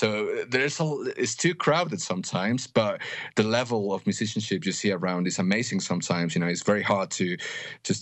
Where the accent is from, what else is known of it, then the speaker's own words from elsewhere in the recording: Mexico City, Mexico; also born or lived in United Kingdom; I grew up here in Mexico, and then when I was 18, I moved to the UK.